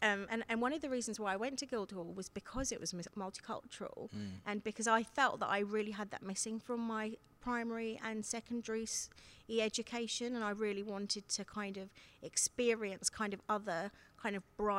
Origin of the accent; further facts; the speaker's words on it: Seychelles; now in United Kingdom; both myself and Bolahan are first generation migrants from Africa, obviously. I'm from East Africa in the Seychelles